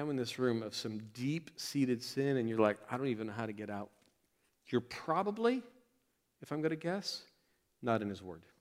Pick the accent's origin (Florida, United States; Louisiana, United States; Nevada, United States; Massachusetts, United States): Florida, United States; I moved from Florida, where we have big gators. Y'all have big spiders here, like big, ugly spiders.